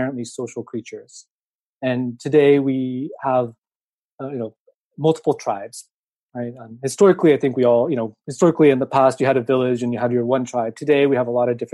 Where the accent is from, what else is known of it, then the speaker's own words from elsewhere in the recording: Seattle, Washington, United States; also born or lived in Tokyo, Japan; I was born in Tokyo, and I moved to the States, Seattle specifically, when I was 2.5. So I grew up in America